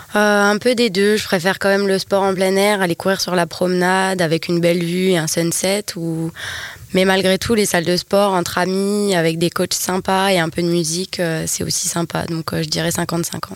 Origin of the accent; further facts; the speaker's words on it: New Caledonia; je suis née ici, je suis une vraie Calédonienne